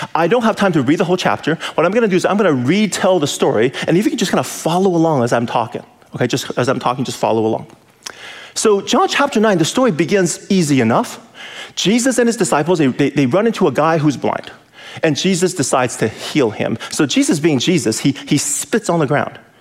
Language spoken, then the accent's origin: English; California, United States; I'm from California, city boy